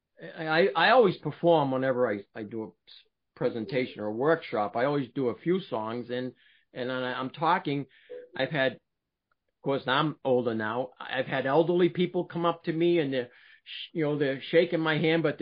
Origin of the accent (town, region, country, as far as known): Billerica, Massachusetts, United States; born or raised there; also born or lived in Boston, Massachusetts / Cambridge, Massachusetts; now in New Hampshire, United States